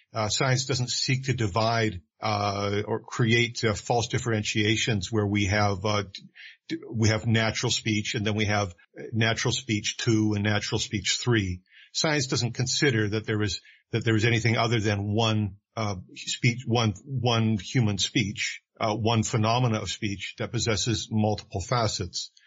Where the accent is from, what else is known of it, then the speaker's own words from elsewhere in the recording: Vancouver, British Columbia, Canada; I, am a Canadian. I was born and raised in Vancouver, British Columbia